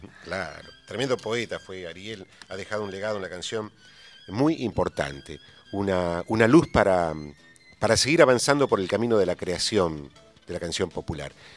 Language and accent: Spanish; Santiago del Estero, Argentina; yo soy santiagueño y los santiagueños no nos quedamos atrás